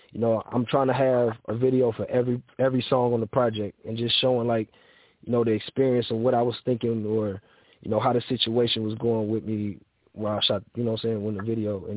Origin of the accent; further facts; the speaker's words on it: Cleveland, Ohio, United States; I'm from Cleveland, Ohio, 93rd and Harvard